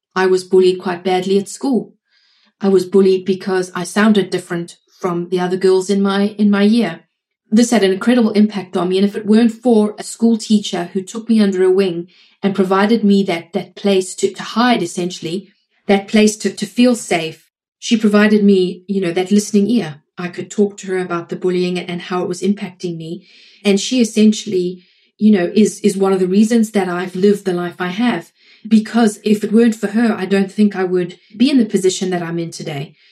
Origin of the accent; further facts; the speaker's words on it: South Africa; now in United States; I'm in the US, I'm South African